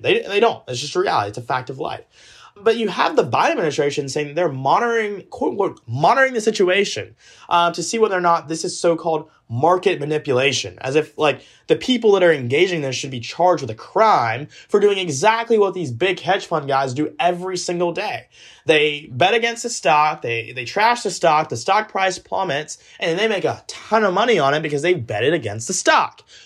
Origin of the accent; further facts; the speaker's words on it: Georgia, United States; when I was in the eighth grade, Take Georgia history